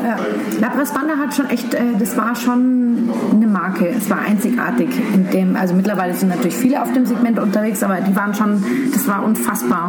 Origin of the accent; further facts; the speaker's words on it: Munich, Bavaria, Germany; Ich bin halt ein Schwabinger Kind. Ich bin in der Schellingstraße groß geworden